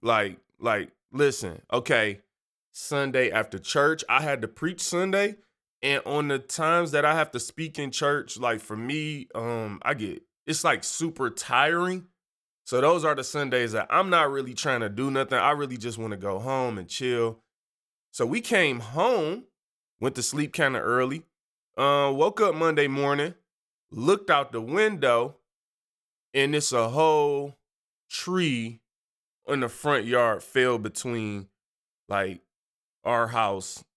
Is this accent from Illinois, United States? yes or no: no; Detroit, Michigan, United States; moved away; I'm from Detroit